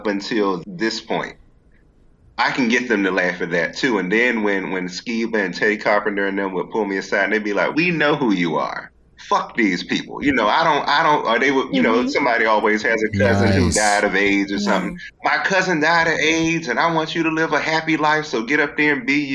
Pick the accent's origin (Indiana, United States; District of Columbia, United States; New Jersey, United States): District of Columbia, United States; Washington; I'm from D.C.